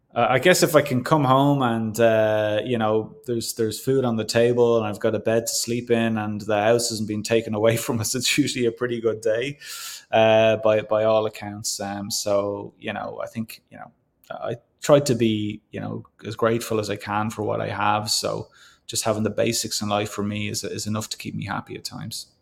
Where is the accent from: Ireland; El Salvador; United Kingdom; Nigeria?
Ireland; now in Canada; being Irish